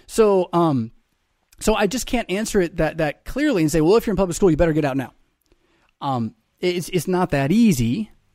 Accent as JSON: {"language": "English", "country": "United States", "said": "I am as an American"}